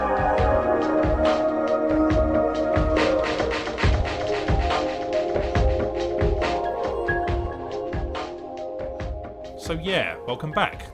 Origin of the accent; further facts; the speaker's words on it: England, United Kingdom; as an English person